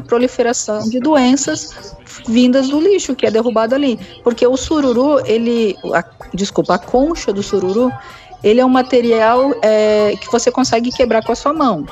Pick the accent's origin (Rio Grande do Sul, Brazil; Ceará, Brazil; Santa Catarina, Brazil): Santa Catarina, Brazil; moved away as an adult; now in Maceió, Brazil; eu sou de Santa Catarina